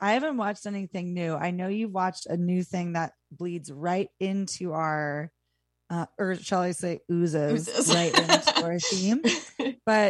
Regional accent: Millerton, New York, United States; my hometown Millerton movie house

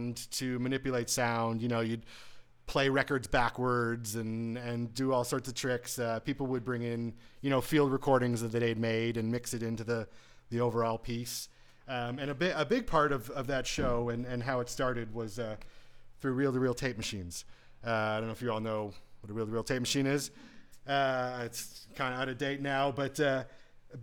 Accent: Waterloo, Ontario, Canada; I grew up in the suburbs of Waterloo

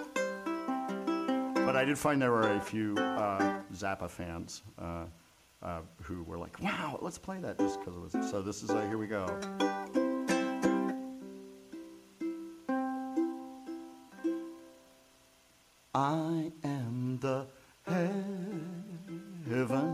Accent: Ohio, United States; moved away; We grew up together in Ohio.

